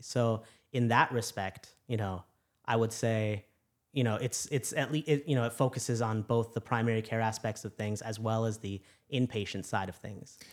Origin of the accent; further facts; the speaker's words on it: Chicago, Illinois, United States; moved away as an adult; also born or lived in New York City / Louisiana; I'm originally from Chicago